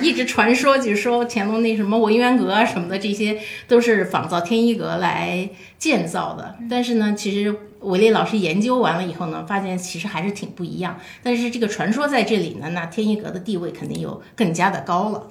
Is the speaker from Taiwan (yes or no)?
no; China; 在我们中国是一个源远流长的一个很长期的文化。